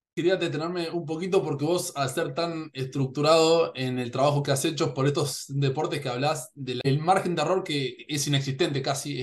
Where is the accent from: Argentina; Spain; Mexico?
Argentina; Yo en Argentina